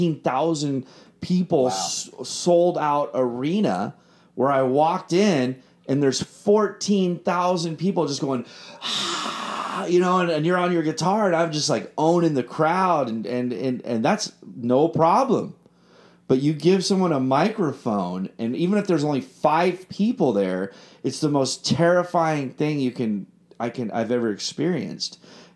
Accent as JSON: {"language": "English", "region": "London", "country": "United Kingdom", "said": "I was like, \"I'm from London. We just love American music, and we just do this.\""}